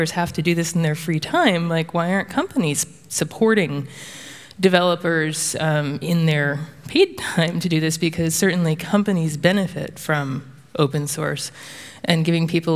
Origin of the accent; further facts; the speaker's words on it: the South, United States; I'm from the South, in the United States